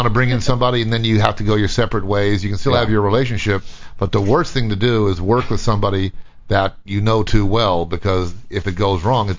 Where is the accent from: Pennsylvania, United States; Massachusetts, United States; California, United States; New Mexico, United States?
California, United States; Vista Del Mar; it's down there where I grew up in Vista Del Mar.